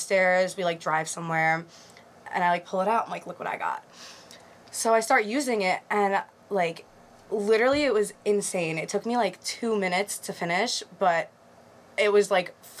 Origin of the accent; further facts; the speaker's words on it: Great Neck, New York, United States; I'm from Great Neck